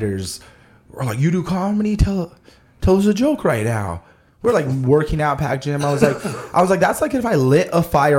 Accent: Albuquerque, New Mexico, United States; I was a chubby kid growing up in Albuquerque

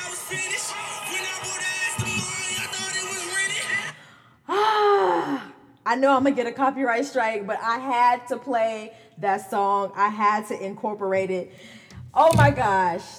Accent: Gary, Indiana, United States; I am from Gary, Indiana, born and raised.

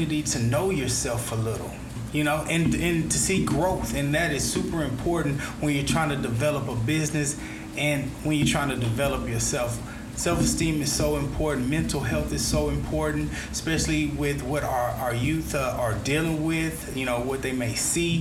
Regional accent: United States; as an American

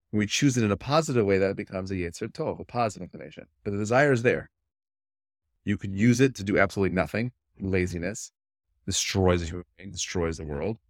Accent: New York City, New York, United States; I was born and raised in Brooklyn, New York.

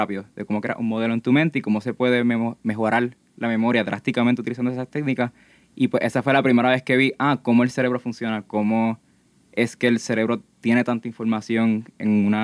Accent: Gurabo, Puerto Rico; yo soy del pueblo de Gurabo, estoy estudiando en el Colegio Radiance y actualmente estoy en la Escuela Superior.

